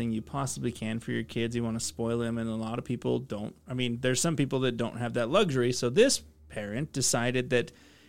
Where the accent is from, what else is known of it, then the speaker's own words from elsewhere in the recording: Utah, United States; growing up in Utah, we have a lot of LDS folks